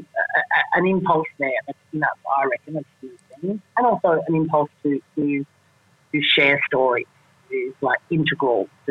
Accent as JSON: {"language": "English", "town": "Melbourne", "region": "Victoria", "country": "Australia", "tie": "born or raised there", "moved": "yes", "said": "my hometown in Melbourne"}